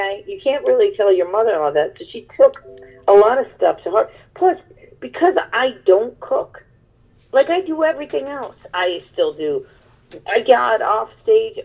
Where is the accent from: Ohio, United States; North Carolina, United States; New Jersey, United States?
Ohio, United States; Cleveland; also born or lived in Los Angeles / Brooklyn; now in Pennsylvania, United States; I'm from Cleveland.